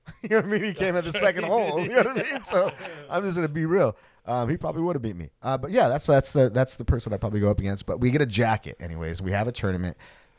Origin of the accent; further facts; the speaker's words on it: Fullerton, California, United States; I felt like if I was in Fullerton, I'm from Fullerton.